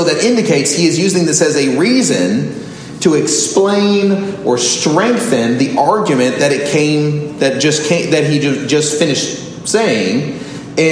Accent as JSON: {"language": "English", "region": "Southern California", "country": "United States", "tie": "born or raised there", "also_born_or_lived": "Orlando", "moved": "yes", "said": "I grew up in Southern California"}